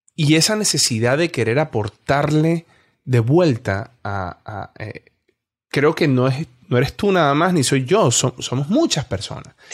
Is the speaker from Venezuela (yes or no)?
yes; Venezuela; moved away; como venezolano